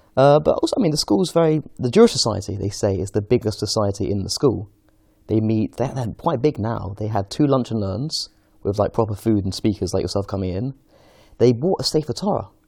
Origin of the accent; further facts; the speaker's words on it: London, United Kingdom; I'm from Golders Green originally.